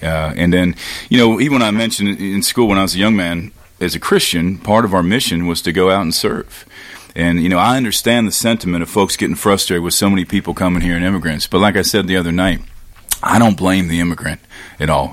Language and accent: English; Cincinnati, Ohio, United States; now in Tennessee, United States; I grew up in Ohio, um, and very very conservative place in Cincinnati.